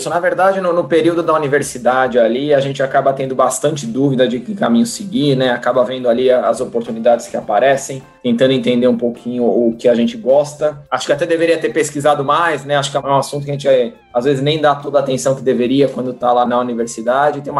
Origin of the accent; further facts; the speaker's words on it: São Paulo, Brazil; Nasci, sempre morei em São Paulo, né?